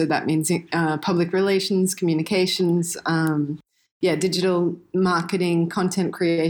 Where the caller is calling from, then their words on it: Siem Reap, Cambodia; also born or lived in Indonesia; I'm calling in from Cambodia. Sunny Siem Reap. It's a gorgeous day here. So I've been living in Cambodia for 5 years now.